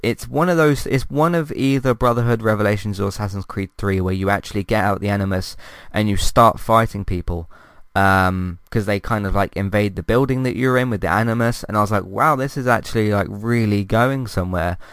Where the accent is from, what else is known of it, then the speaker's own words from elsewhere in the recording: London, United Kingdom; I'm from London